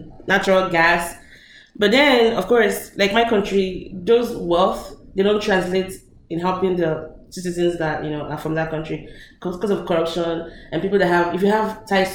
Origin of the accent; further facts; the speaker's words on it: Lagos, Nigeria; moved away; I grew up in Lagos